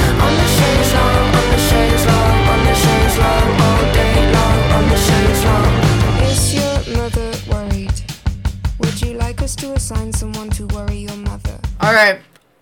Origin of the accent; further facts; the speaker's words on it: Murfreesboro, Tennessee, United States; moved away; I'm from Murfreesboro, which is, like, a 45-minute drive from Nashville